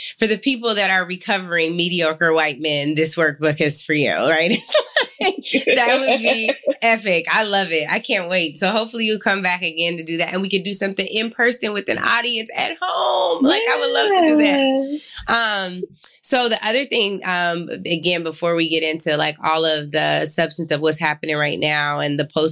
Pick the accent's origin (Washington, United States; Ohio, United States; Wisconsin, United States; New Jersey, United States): Washington, United States; Seattle; I grew up in the Seward Park area and was Holy Names and then UW and then Seattle U for law school